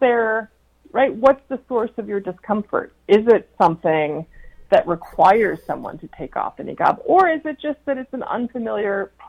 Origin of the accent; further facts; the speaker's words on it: United States; also born or lived in New York City, New York / New Jersey; I grew up in in New Jersey and New York City